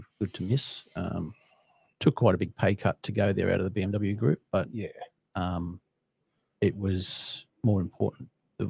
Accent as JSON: {"language": "English", "country": "Australia", "also_born_or_lived": "Sydney, Australia / Brisbane, Australia", "moved": "as an adult", "said": "being an Aussie"}